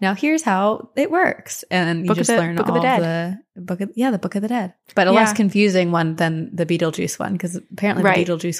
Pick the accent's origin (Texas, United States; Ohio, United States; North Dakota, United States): Ohio, United States; Cleveland; also born or lived in Tampa, United States; I grew up in Cleveland and went to high school in Tampa and did my first year of college in Boston.